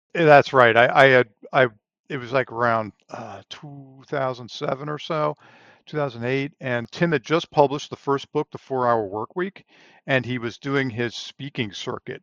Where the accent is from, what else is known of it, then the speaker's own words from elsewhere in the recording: Long Island, New York, United States; moved away as an adult; also born or lived in Pennsylvania; now in Texas, United States; I grew up on Long Island, New York, so I'm from the Northeast originally